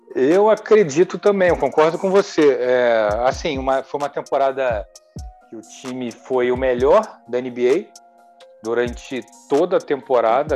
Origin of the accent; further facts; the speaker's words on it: Rio de Janeiro, Brazil; de aqui do Rio de Janeiro via muito Flamengo e Vasco